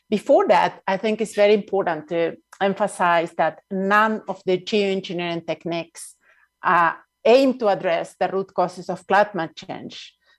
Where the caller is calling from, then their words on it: Mexico City, Mexico; I'm speaking from Nahua territory, which is an area of a crossroad of indigenous peoples in Mexico, which is also known as Mexico City.